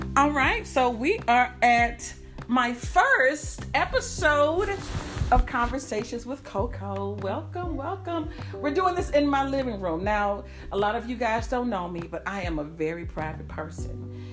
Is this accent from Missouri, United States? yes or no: yes; St. Louis, Missouri, United States; I'm from St. Louis